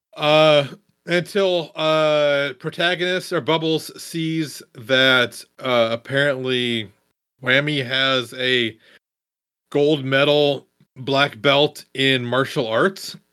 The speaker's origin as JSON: {"language": "English", "region": "Midwest", "country": "United States", "said": "I'm also from the Midwest"}